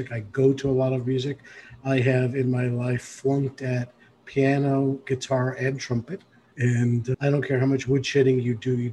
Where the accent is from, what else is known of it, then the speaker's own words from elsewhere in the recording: New York City, New York, United States; I grew up in the Bronx